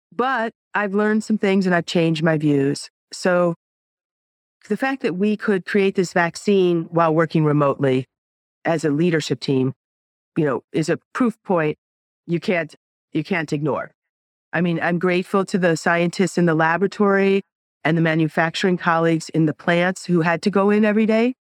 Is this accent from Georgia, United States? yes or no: no; New York, United States; I'm a New Yorker.